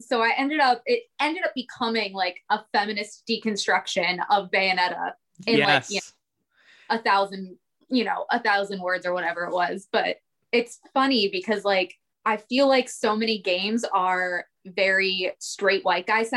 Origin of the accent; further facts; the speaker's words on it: Pittsburgh, Pennsylvania, United States; now in Orlando, United States; I'm not from here. I'm from Pittsburgh, so I moved here.